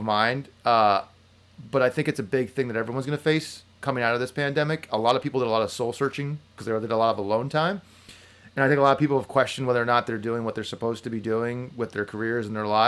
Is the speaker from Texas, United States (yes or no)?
no; New Jersey, United States; moved away